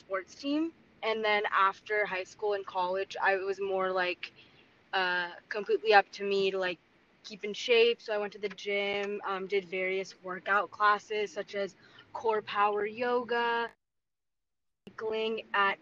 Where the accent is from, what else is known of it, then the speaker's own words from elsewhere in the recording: Los Angeles, California, United States; I'm from Los Angeles